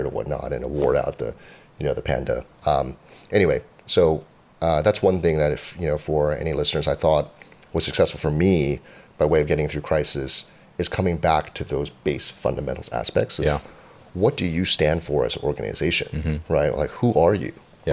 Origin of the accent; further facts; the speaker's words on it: Cupertino, California, United States; also born or lived in Boston, Massachusetts; I grew up in Cupertino, California